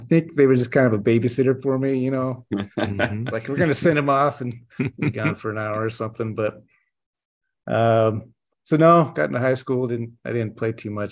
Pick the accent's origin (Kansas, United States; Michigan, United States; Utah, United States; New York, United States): Utah, United States; Draper; accent: Utah drawl; also born or lived in Lehi, Utah; But I grew up in Draper